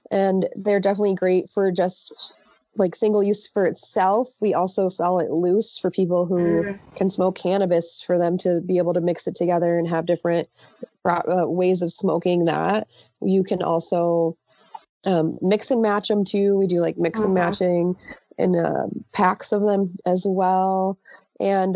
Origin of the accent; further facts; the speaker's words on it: Los Angeles, California, United States; first language Spanish; English is a second language; My parents were born in Mexico. I was born in LA, actually